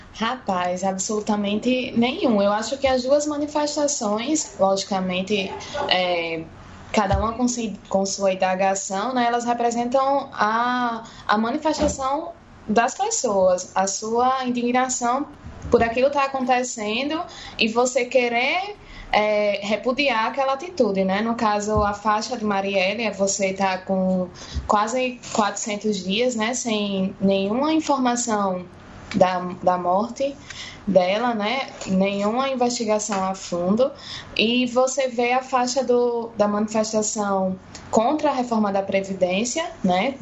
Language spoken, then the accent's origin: Portuguese; Natal, Rio Grande do Norte, Brazil; Eu sou daqui de Natal, esse sotaque que dá pra, pra reconhecer de longe